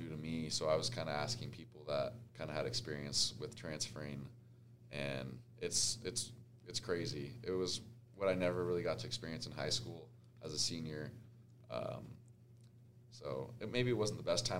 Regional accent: Las Vegas, Nevada, United States; moved away as an adult; also born or lived in San Diego; growing up in the Vegas heat

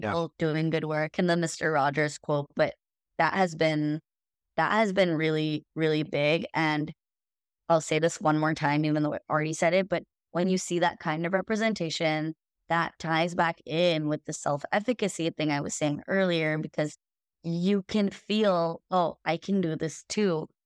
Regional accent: India; moved away; I'm an Indian woman, and I also immigrated from India

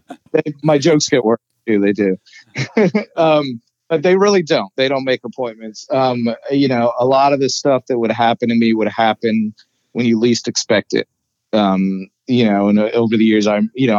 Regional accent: Mount Vernon, Virginia, United States; moved away as an adult; now in Savannah, United States; I'm from Northern Virginia, just outside of D.C., from Mount Vernon, Virginia

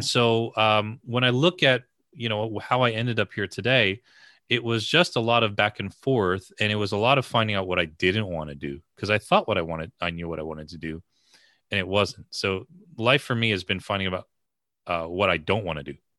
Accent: the New York area, United States; I grew up in the New York area

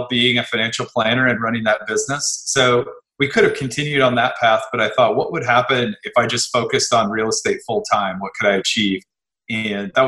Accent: Midwest, United States; moved away; I was from the Midwest and had a business there

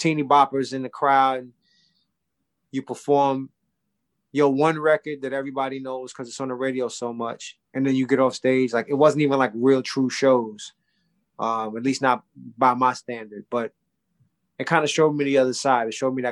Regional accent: New York City, New York, United States; I was from New York. I was from the East Coast.

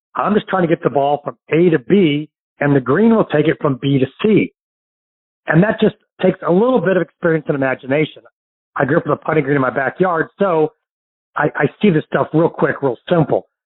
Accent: St. Louis, Missouri, United States; now in Florida, United States; my hometown of St. Louis

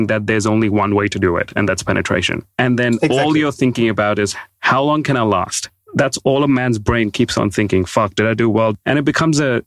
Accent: India; I grew up in India

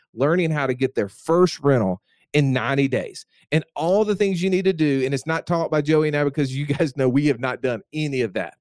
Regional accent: Alabama, United States; I'm from Alabama

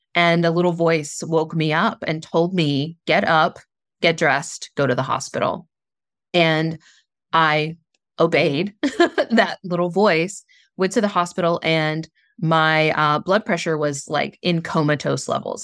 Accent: Southern West Virginia, United States; I grew up in Southern West Virginia, a very small town

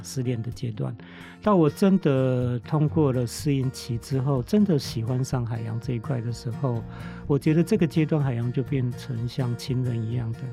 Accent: Hualien, Hualien County, Taiwan; 我住的是台湾东部花莲 嗯。那花莲因为板块推几次山脉的龙旗面嗯。是断层海岸，那平原都比较窄，嗯。啊，都是冲积平原，所以我的成长过程就是一边山一边海

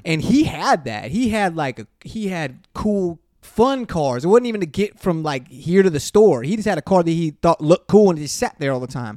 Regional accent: Inglewood, California, United States; growing up in Inglewood

